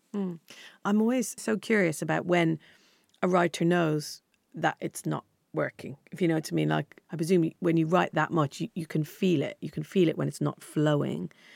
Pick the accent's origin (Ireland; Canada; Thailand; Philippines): Ireland; when I was younger growing up in Ireland